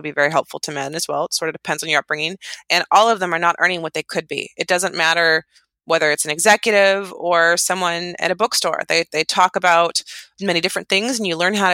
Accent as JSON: {"language": "English", "area": "outside of Yosemite National Park", "region": "California", "country": "United States", "tie": "born or raised there", "said": "I grew up outside of Yosemite National Park, which is really close"}